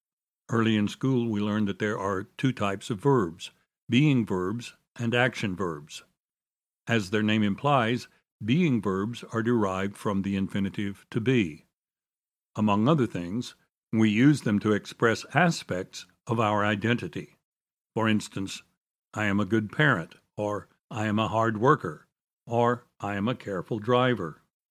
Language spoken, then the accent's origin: English; Dallas, Texas, United States; Over the past quarter century, this challenge has faced hospitals in my hometown. Several of the historic hospitals in Dallas were started by faith-based organizations